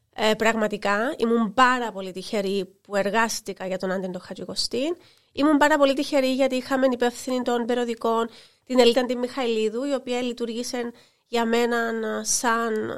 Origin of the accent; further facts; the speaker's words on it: Larnaca, Larnaca District, Cyprus; also born or lived in New York, United States / London, United Kingdom; για την πόλη μου, για την πόλη και μαρχαία Λάρνακα